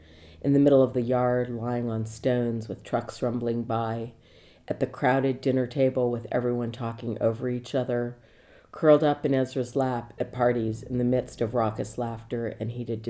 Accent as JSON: {"language": "English", "town": "Washington", "region": "District of Columbia", "country": "United States", "moved": "yes", "lives_now": "Los Angeles, United States", "said": "I'm from Washington, D.C., and I'm based in Laurel Canyon in Los Angeles."}